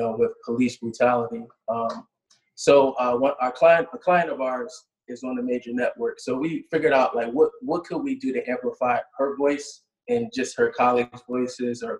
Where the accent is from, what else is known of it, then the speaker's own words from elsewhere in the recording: Philadelphia, Pennsylvania, United States; moved away as an adult; now in Atlanta, United States; I'm from Logan